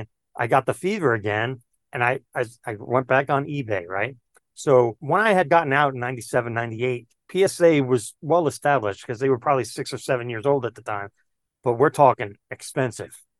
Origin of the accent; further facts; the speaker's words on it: New York City, New York, United States; I grew up in Queens, New York